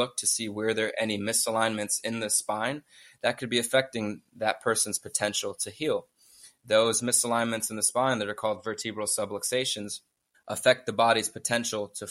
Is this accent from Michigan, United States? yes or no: no; Miami, Florida, United States; also born or lived in Coconut Creek, Florida; I was born and raised in Miami